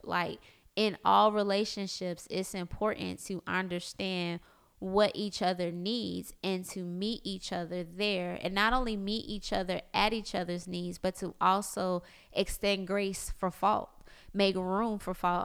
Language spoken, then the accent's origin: English; South Florida, United States; born or raised there; moved away as an adult; now in Orlando, United States